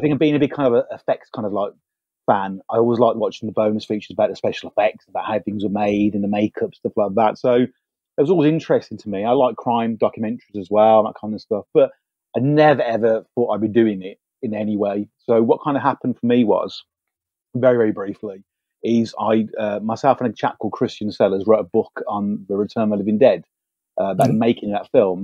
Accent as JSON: {"language": "English", "country": "United Kingdom", "said": "as British filmmakers"}